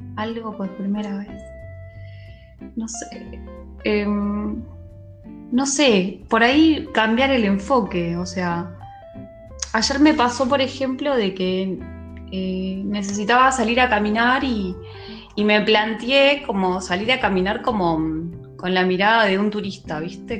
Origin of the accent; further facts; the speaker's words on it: Quilmes, Buenos Aires Province, Argentina; yo soy de Quilmes y es como un ícono de mi ciudad